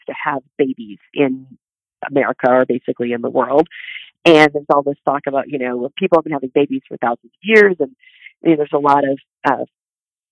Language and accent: English; Midwest, United States; I grew up in the Midwest, and I have a very practical family and background.